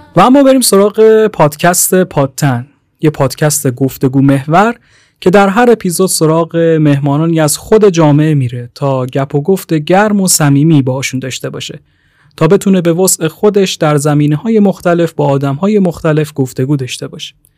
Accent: Tehran, Tehran Province, Iran; 23 سالمه اهل تهران

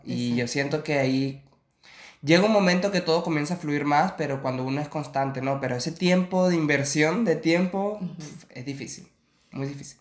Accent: Venezuela; moved away as an adult; also born or lived in Chile; now in Barcelona, Spain; soy venezolano, tengo ahorita 29 años de edad

